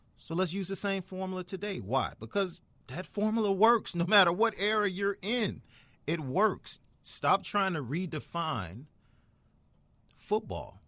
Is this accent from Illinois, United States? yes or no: yes; Chicago, Illinois, United States; I'm a Chicagoan